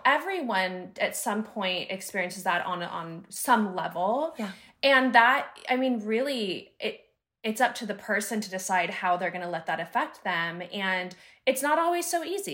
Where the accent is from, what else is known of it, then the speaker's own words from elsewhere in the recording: Northern California, United States; also born or lived in Sacramento / San Diego; I'm from Northern California. I moved to Sacramento for a year